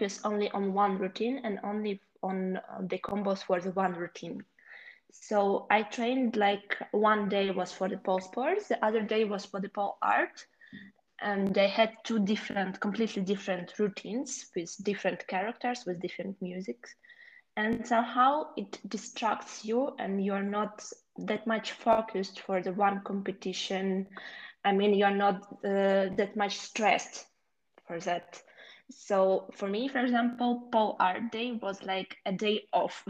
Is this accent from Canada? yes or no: no; Ukraine; English is a second language; also born or lived in Kyiv; I'm from Ukraine and currently I live in Kiev